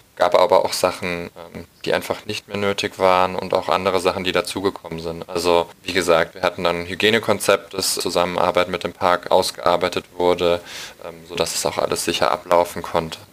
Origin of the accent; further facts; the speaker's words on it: Munich, Bavaria, Germany; ich komme aus München